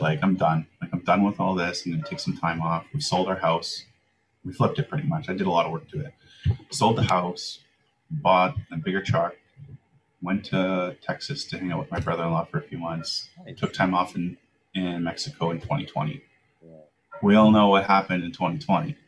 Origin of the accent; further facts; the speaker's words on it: Langley, British Columbia, Canada; also born or lived in Vancouver, Canada / Davis Bay, Canada; I moved up to Langley when I was seven yeah. uh, with a family that adopted me, mm-hmm. and I spent my growing up years in like a suburb of Langley